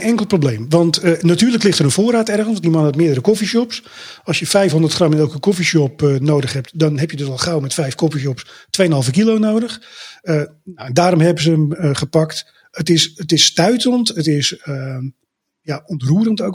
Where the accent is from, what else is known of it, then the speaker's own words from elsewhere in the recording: Amsterdam, North Holland, Netherlands; ik kom natuurlijk uit Amsterdam